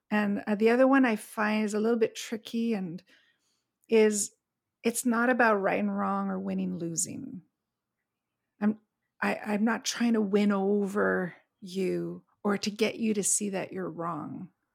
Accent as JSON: {"language": "English", "town": "Montreal", "region": "Quebec", "country": "Canada", "tie": "born or raised there", "moved": "as an adult", "lives_now": "Palm Springs, United States", "said": "But I grew up in Montreal, where we had very clear, distinct four seasons"}